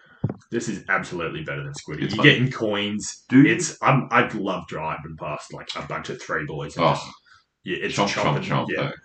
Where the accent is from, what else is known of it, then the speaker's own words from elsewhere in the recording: Australia; Now, obviously, we're Aussie